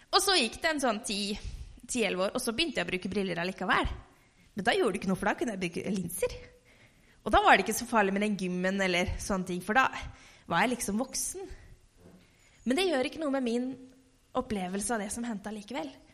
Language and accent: Norwegian; Halden, Østfold, Norway; hjemme i Halden